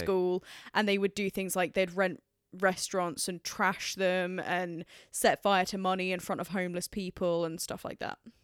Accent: England, United Kingdom; as an English person

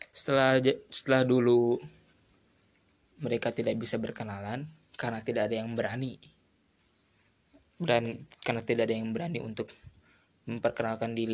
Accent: Purwakarta, West Java, Indonesia; Aku berasal dari Purwakarta Kabupaten yang memiliki wisata alam Dan juga terletak berada di tengah-tengah antara kota Jakarta dan Bandung

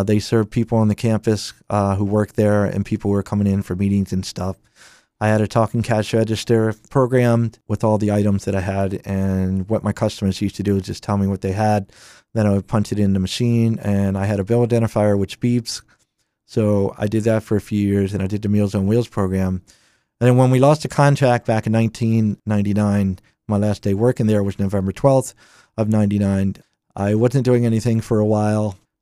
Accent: Claymont, Delaware, United States; I, I'm from Claymont, Delaware. I lived in Claymont just about my entire life.

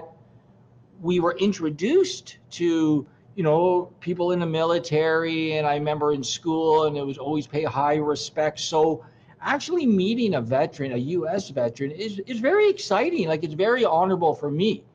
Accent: Canada; being as a Canadian

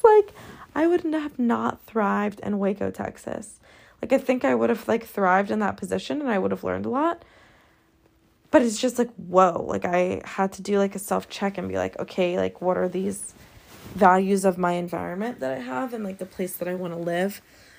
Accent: Scotland, United Kingdom; now in Los Angeles, United States; okay, I just came from Scotland. Everyone's nice. Everyone's so down to earth. You know, it's living in my hometown.

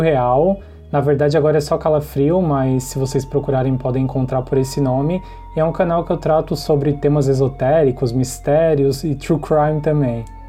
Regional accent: Imbituba, Santa Catarina, Brazil; Eu sou de Santa Catarina, de Imbituba

